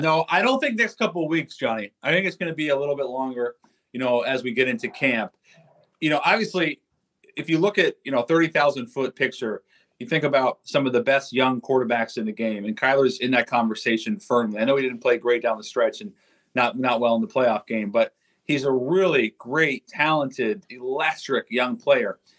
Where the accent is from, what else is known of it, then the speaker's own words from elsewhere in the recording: Seattle, Washington, United States; I'm from Seattle